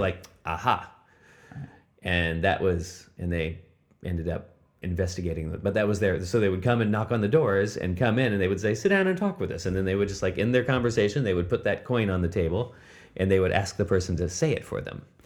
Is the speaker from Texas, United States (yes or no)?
no; Indianapolis, Indiana, United States; moved away as an adult; also born or lived in Seattle area; now in Japan; I grew up in Indiana, in Indianapolis